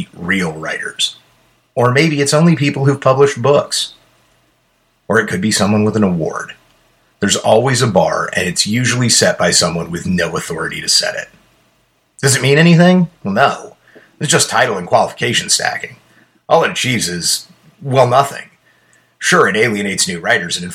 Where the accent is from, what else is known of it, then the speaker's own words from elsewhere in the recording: Columbia, Missouri, United States; I grew up around the University of Missouri